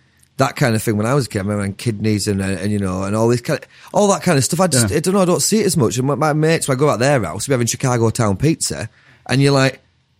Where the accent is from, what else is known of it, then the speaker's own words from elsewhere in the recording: Cumbria, North West England, United Kingdom; I'm from Cumbria.